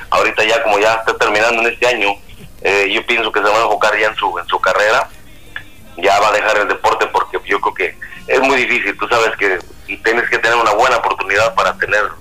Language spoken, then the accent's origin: Spanish; Chalchihuites, Zacatecas, Mexico; en la provincia por ahí de la, de, de, México, el estado se llama, el, estado de Zacatecas. El pueblito, mi pueblito se llama Chalchihuites.